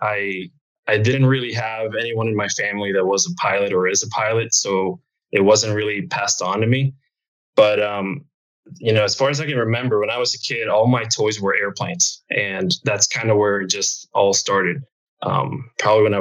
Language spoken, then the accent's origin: English; Santo Domingo, Distrito Nacional, Dominican Republic; moved away; I'm originally from Santo Domingo, Dominican Republic